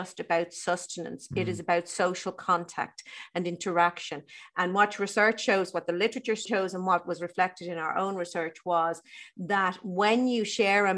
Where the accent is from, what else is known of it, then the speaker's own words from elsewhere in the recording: Ireland; growing up in Ireland when I did